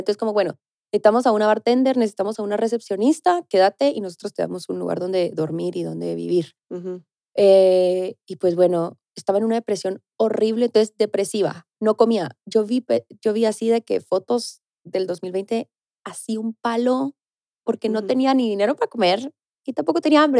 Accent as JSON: {"language": "Spanish", "country": "Guatemala", "tie": "born or raised there", "also_born_or_lived": "Mexico City, Mexico / Tulum, Mexico", "moved": "as an adult", "lives_now": "Mexico", "said": "Yo soy de Guatemala, así que soy nuevita acá."}